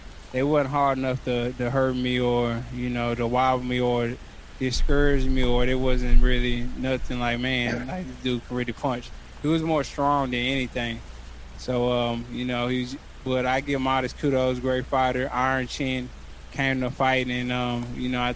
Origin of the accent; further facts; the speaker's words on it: Arlington, Texas, United States; doing it in my hometown in front of all my fans